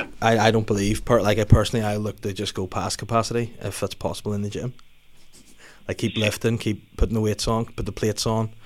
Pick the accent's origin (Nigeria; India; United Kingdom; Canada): United Kingdom; Belfast, Northern Ireland; I'm just new to the area. I'm from Belfast